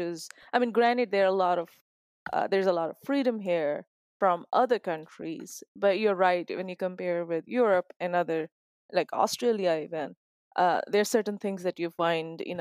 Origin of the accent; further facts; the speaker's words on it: Islamabad, Islamabad Capital Territory, Pakistan; also born or lived in Bahawalpur, Pakistan; We grew up, my memories are from Islamabad